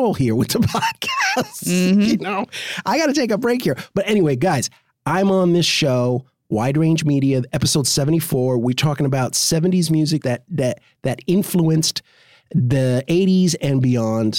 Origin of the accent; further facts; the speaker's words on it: New York City, New York, United States; accent: nondescript; I've grown up in New York City. I'm a New Yorker.